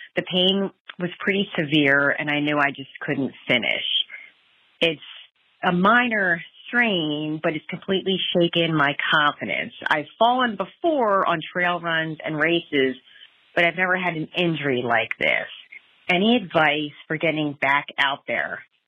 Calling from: Philadelphia, Pennsylvania, United States; Hi, I'm … from the Philadelphia area.

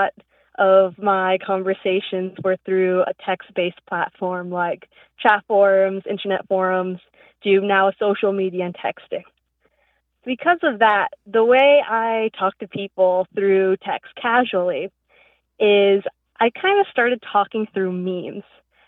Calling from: Virginia, United States; I'm from Virginia.

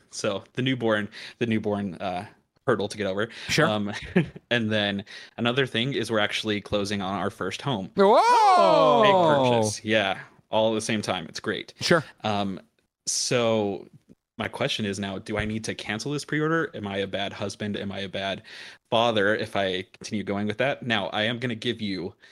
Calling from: Las Vegas, Nevada, United States

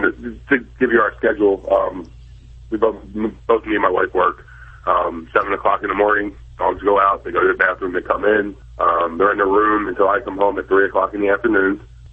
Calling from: Hamburg, Pennsylvania, United States; Hamburg, Pennsylvania.

